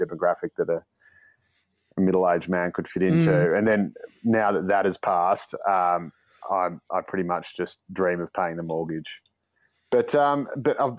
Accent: Dandenong, Victoria, Australia; born or raised there

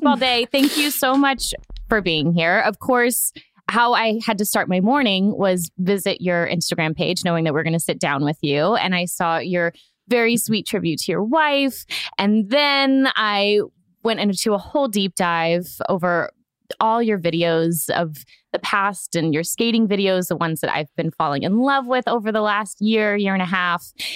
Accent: Florida, United States; I'm from Florida

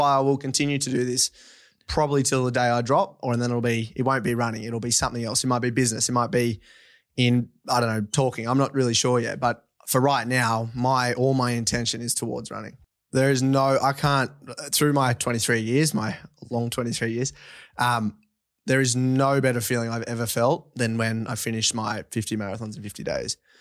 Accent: Forbes, New South Wales, Australia; also born or lived in Orange, New South Wales; I grew up on a, um, farm west of Forbes, New South Wales, uh, sixty K out

